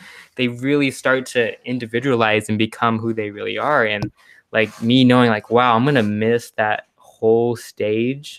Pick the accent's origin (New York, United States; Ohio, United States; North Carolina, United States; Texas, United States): Texas, United States; Houston; also born or lived in Connecticut; I'm from Houston. I live in Houston. My family lives, lives in Houston, but I go to the University of Connecticut